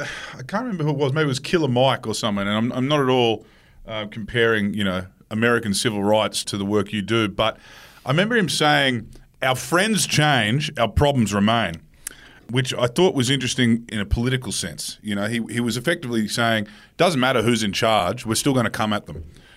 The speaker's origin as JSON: {"language": "English", "region": "Queensland", "country": "Australia", "said": "as a Queenslander"}